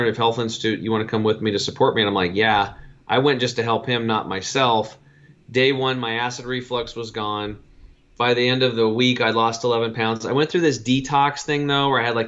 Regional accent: Eastern Oregon, United States; born or raised there

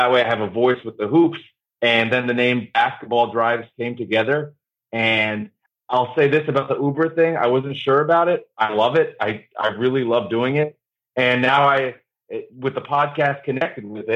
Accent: New Jersey, United States; I grew up in New Jersey

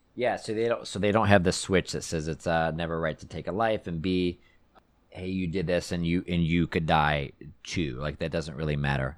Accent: Texas, United States; we had a neighbor growing up in Texas

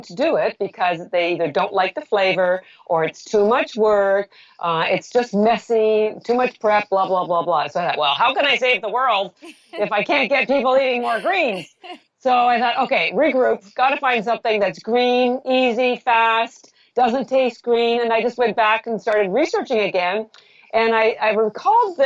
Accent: Canada; I'm Canadian.

